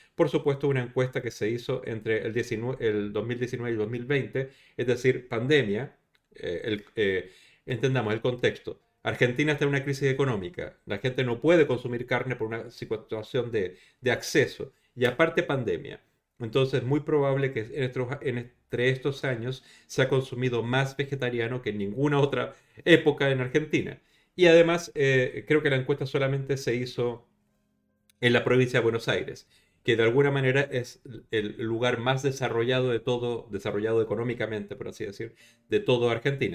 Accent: Chile; now in Spain; Chile, en, mi país de origen

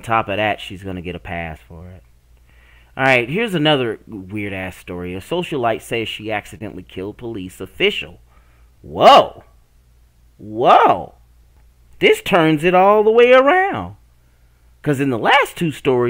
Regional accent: the Bible Belt, United States; I grew up in the Bible Belt

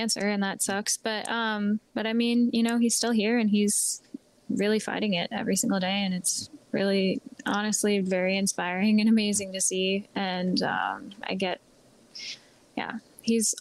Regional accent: Lancaster, Pennsylvania, United States; moved away as an adult; now in Nashville, United States; I was from Lancaster

